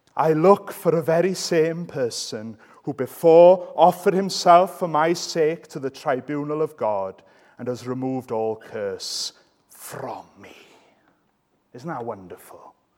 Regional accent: Wales, United Kingdom; I'm Welsh.

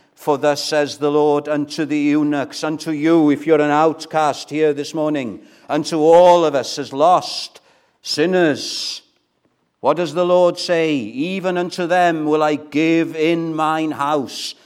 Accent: Wales, United Kingdom; first language Welsh; English is a second language; My first language is Welsh, right? So I struggle with English sometimes

